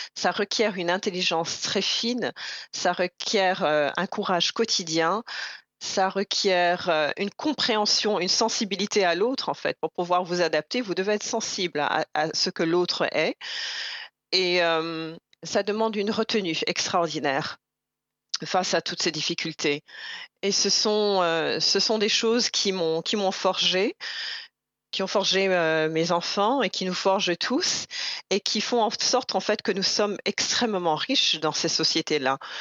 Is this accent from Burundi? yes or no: yes; Burundi; now in Canada; je suis burundaise avec mon passeport ou pas, je suis burundaise que l'État burundais le, reconnaisse ou pas